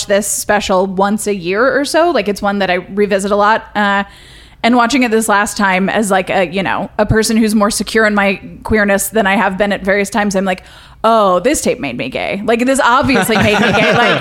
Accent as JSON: {"language": "English", "region": "Texas", "country": "United States", "said": "I'm from Texas"}